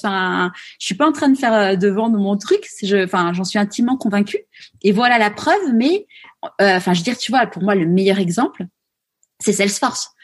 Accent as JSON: {"language": "French", "country": "France", "said": "nous, en tant que Français"}